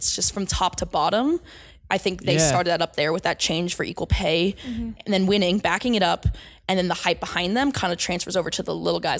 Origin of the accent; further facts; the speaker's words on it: United States; But, you know, I'm American, so let's go USA.